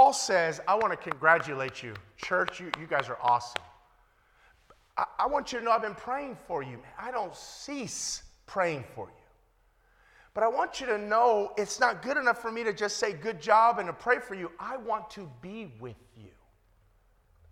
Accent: Compton, California, United States; moved away as an adult; also born or lived in Long Beach / England; I was born and raised in Compton

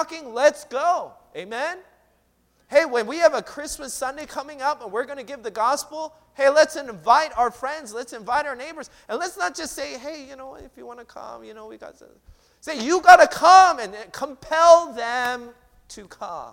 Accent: Seattle, Washington, United States; moved away; I'm from Seattle

